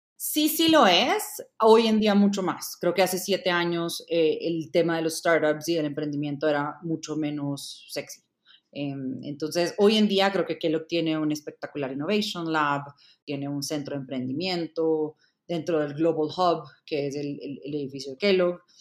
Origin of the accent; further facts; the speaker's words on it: El Salvador; moved away as an adult; also born or lived in Indiana, United States; now in Bogotá, Colombia; Nací y crecí en El Salvador